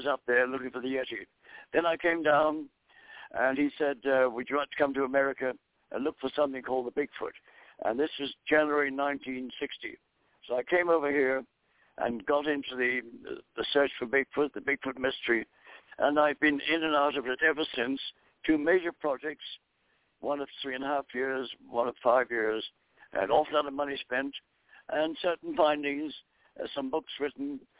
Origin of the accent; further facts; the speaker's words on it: Ireland; moved away as an adult; also born or lived in Dublin, Ireland / North Bengal, India; now in United States; I was born in Dublin, Ireland, and we moved to the country when I was 5 years old. I was brought up in the Irish countryside